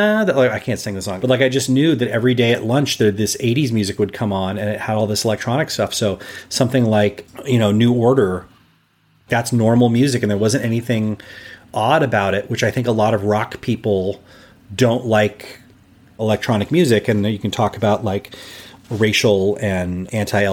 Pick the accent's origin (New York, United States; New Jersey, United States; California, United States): California, United States; Los Angeles; growing up in Los Angeles, we have this very influential radio station, KROQ, K-Rock. And it's just part of my identity as a Los Angelino